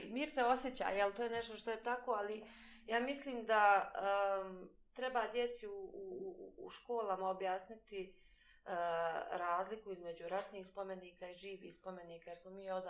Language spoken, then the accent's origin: Croatian; Bosnia & Herzegovina; edukacija kod nas u Bosni i Hercegovini te uči da pripadaš negdje.